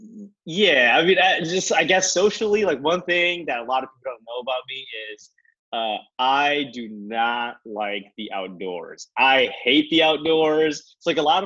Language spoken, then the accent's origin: English; Minneapolis–Saint Paul, Minnesota, United States; moved away as an adult; also born or lived in Norfolk-Virginia Beach, Virginia; now in Atlanta, United States; I grew up in the Twin Cities. I'm from Minnesota. I grew up in the Twin Cities